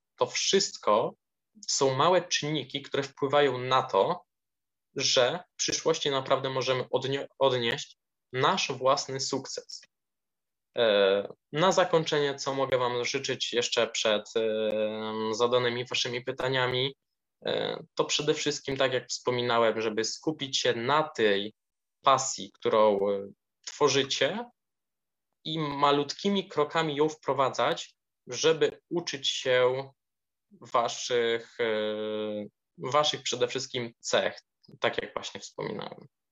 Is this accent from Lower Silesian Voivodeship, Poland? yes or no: no; Sosnowica, Lublin Voivodeship, Poland; z na miejscowości, której pochodzę, z Sosnowica, powiat parczewski w województwie lubelskim